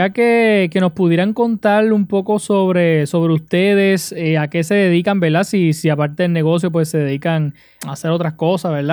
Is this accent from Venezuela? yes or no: no; Arecibo, Puerto Rico; Somos del pueblo de Arecibo.